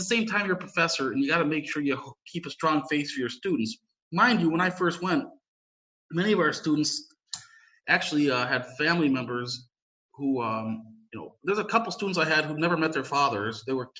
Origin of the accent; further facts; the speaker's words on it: United States; moved away as an adult; now in Sarajevo, Bosnia and Herzegovina; in the United States, I'm from the United States originally, and ethnically my family's a bunch of different things, obviously you probably gathered Polish, but also my father's side is Croatian, so I do have some connections to the region ethnically.